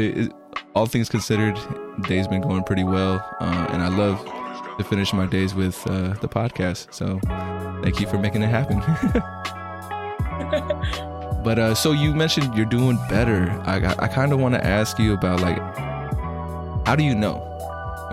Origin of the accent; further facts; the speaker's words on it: Bay Area, California, United States; also born or lived in Long Beach, California; I'm from the Bay Area in California, so like that San Francisco area